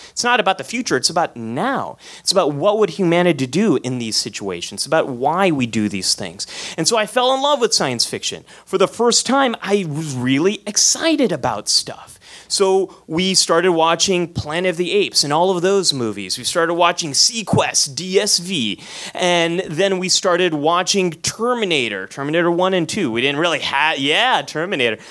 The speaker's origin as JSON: {"language": "English", "town": "San Jose", "region": "California", "country": "United States", "tie": "born or raised there", "said": "I was born in San Jose, California, but you probably know this place as Silicon Valley. And I came of age right after the PC revolution"}